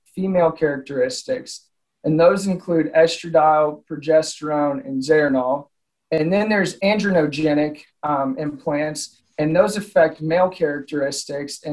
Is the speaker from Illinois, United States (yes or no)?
yes; Southern Illinois, United States; moved away as an adult; also born or lived in Oklahoma; now in Nebraska, United States; I grew up, I'm originally from Southern Illinois